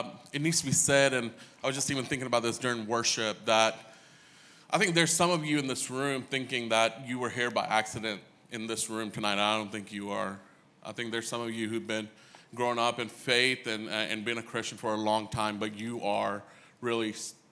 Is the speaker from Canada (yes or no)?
no; New Delhi, Delhi, India; now in Snellville, United States; I grew up in India. I lived in a city called New Delhi.